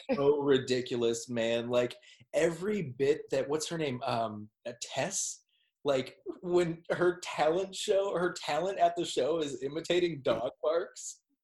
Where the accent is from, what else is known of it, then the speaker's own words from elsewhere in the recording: Minneapolis, Minnesota, United States; I'm from Minneapolis, Minnesota